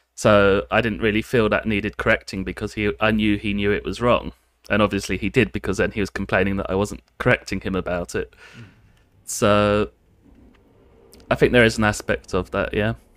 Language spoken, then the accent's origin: English; United Kingdom; moved away as an adult; now in Japan; I come from the United Kingdom, and I've been living in Japan for about six, bit over six years now